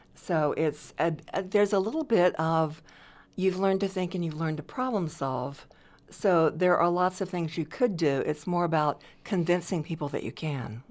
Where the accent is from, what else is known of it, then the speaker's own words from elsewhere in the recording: Decatur, Georgia, United States; moved away as an adult; I'm originally from a suburb of Atlanta, Georgia.